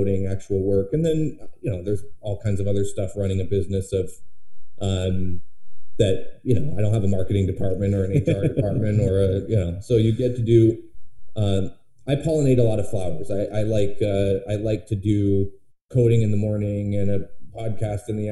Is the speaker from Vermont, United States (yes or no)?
yes; Vermont, United States; moved away as an adult; I grew up in Vermont. My whole family's here. And in 2014, we decided to move back